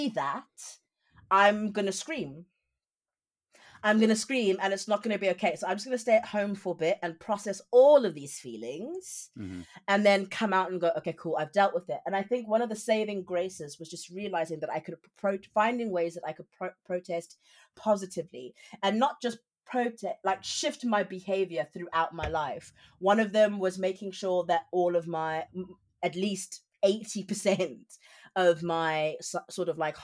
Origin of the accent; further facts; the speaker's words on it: South Africa; moved away as an adult; now in United Kingdom; I'm South African, so I'm not even from here, and I'm an immigrant in the UK